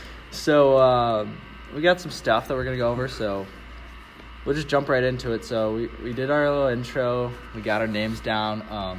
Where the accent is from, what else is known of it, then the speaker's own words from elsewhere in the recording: Schaumburg, Illinois, United States; moved away as an adult; now in Quincy, United States; So I'm from the suburbs of Chicago.